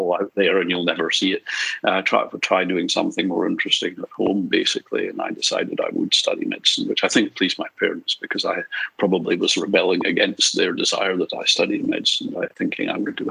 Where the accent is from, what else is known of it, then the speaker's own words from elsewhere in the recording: Edinburgh, Scotland, United Kingdom; moved away as an adult; also born or lived in Glasgow / Aberdeen; now in Australia; I was brought up in Edinburgh and then Aberdeen